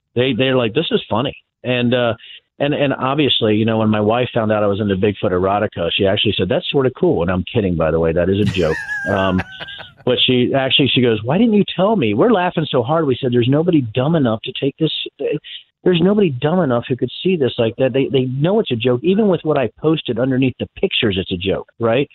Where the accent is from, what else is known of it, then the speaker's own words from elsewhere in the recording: Virginia, United States; moved away; I was originally from Virginia, my dad was an electrician